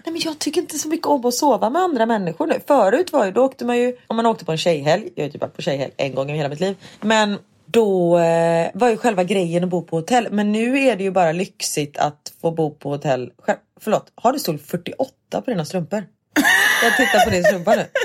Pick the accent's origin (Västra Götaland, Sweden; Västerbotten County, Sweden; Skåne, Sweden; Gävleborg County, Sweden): Västra Götaland, Sweden; Gothenburg; moved away as an adult; jag bodde här fram tills jag var 20